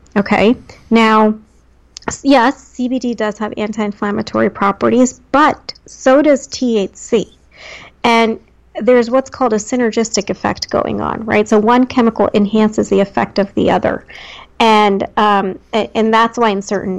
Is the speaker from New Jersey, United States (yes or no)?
yes; New Jersey, United States; moved away; born and raised in Jersey